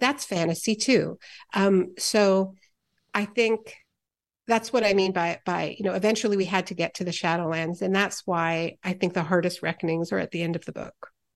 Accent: Montreal, Quebec, Canada; I grew up in Montreal

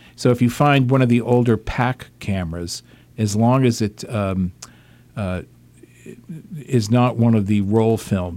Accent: Massachusetts, United States; growing up with that brand in in my home state

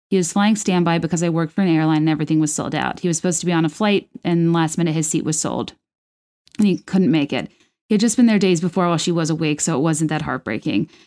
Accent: Texas, United States; also born or lived in Chicago; after a nervous breakdown at age 25, I moved home from Chicago to Texas.

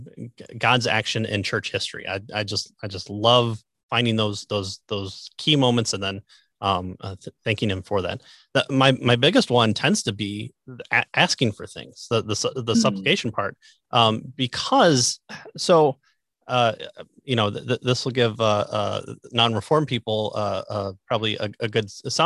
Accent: Midwest, United States; I'm from the Midwest

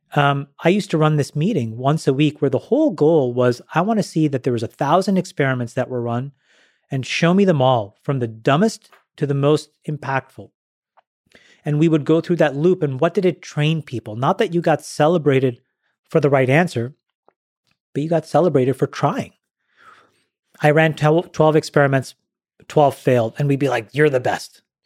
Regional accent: Ottawa, Ontario, Canada; I grew up in Ottawa, Ontario, Canada.

